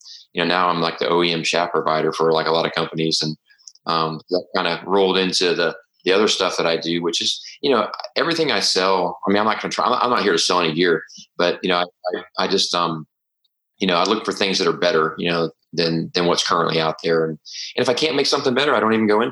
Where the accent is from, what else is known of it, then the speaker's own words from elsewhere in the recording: Tampa, Florida, United States; I grew up shooting in Tampa Bay